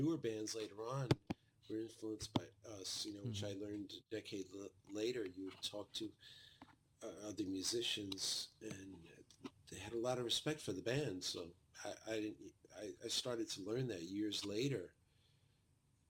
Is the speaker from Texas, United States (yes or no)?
no; New York City, New York, United States; we were a bunch of Brooklyn boys